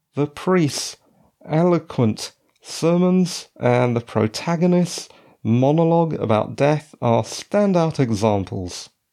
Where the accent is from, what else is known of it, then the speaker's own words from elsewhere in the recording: British Columbia, Canada; moved away; As a Canadian citizen and ex resident of British Columbia